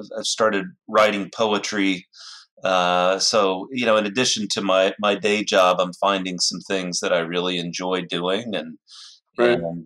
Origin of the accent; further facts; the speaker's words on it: United States; now in Bellevue, United States; I grew up in the Red River Valley of Texas and Oklahoma